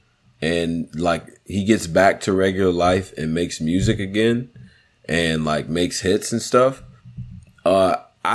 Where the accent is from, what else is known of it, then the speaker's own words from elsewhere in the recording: Rochester, New York, United States; moved away; I'm from Rochester, New York.